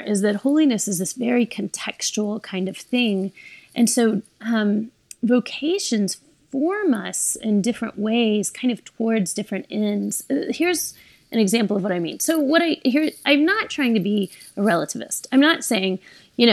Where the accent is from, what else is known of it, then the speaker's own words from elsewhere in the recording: the South, United States; I grew up in the South as a woman